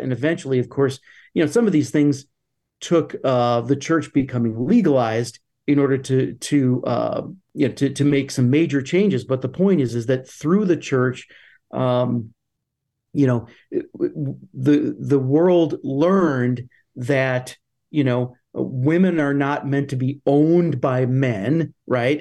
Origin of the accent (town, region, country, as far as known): United States